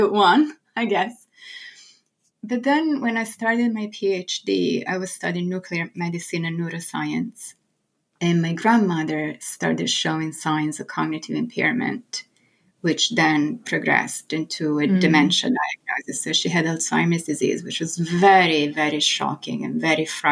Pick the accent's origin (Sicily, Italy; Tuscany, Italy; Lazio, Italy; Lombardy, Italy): Tuscany, Italy; Florence; English is a second language; moved away as an adult; now in New York, United States; I was born and raised in Florence in Italy